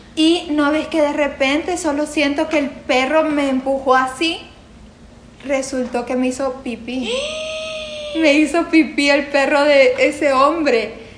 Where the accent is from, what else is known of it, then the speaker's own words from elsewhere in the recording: Santa Ana, El Salvador; soy de Santa Ana